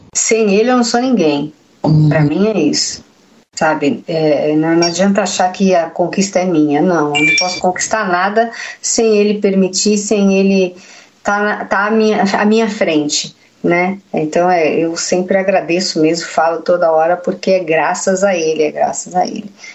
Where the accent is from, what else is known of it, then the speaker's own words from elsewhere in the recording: São Paulo, Brazil; Eu sou da Vila Sônia, que é um bairro de São Paulo. Cresci ali